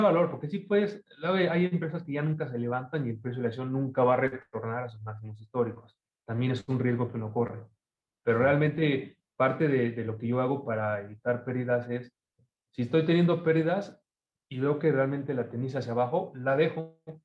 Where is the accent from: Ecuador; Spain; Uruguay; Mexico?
Mexico; also born or lived in Argentina; now in Toronto, Canada; en México estamos muy pegados